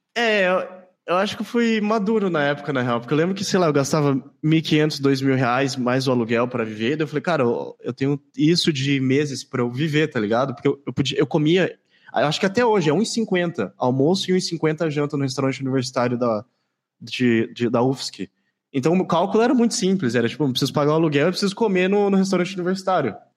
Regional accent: Campo Grande, Mato Grosso do Sul, Brazil; Eu sou de Campo Grande, capital do Mato Grosso do Sul

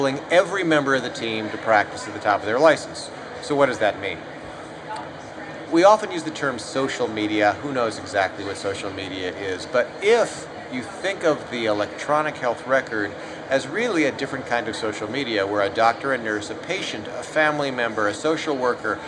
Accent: United States; as an American, I, of course, am not Japanese

